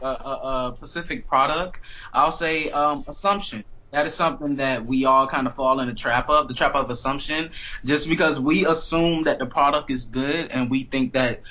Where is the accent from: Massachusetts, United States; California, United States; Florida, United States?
Florida, United States; Miami; I am from Miami